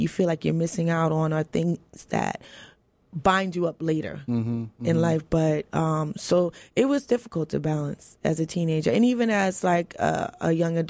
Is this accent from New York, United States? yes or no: yes; New York, United States; I grew up in New York.